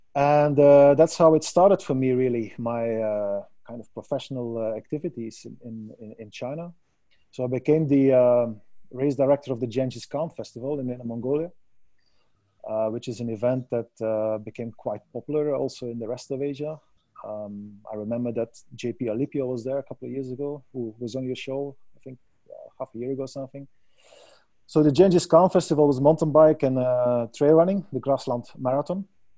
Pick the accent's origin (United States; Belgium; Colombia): Belgium; Well, you know, I come from Belgium.